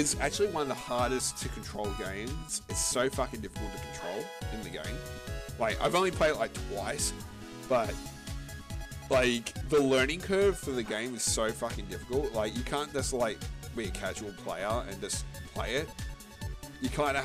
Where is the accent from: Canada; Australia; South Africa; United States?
Australia; I'm Australian